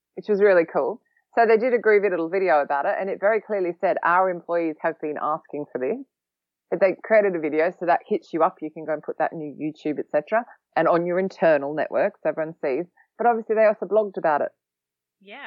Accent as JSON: {"language": "English", "country": "Australia", "moved": "yes", "lives_now": "London, United Kingdom", "said": "I'm also an Australian who has lived in London for a long time"}